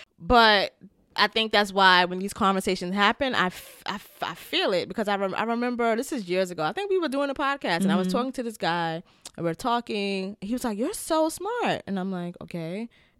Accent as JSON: {"language": "English", "town": "Bronx", "region": "New York", "country": "United States", "accent": "New York AAVE", "said": "because I've always spoke AAVE, but it was always like New York AAVE because I'm from the Bronx."}